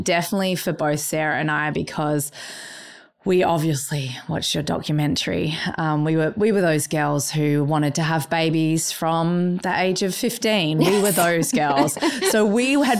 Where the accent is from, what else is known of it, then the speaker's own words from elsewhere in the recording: Australia; I'm an Australian person and I've birthed in Australia